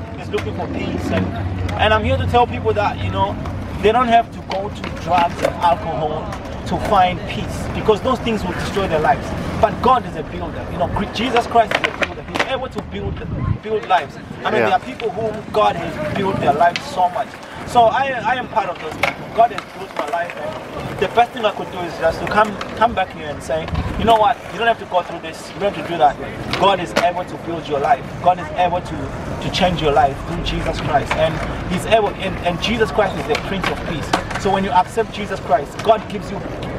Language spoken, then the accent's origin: English; Zimbabwe; moved away as an adult; also born or lived in South Africa; now in Galway, Ireland; I was born in Zimbabwe. You know, I was born in Zimbabwe. I lived in Zimbabwe almost all my life.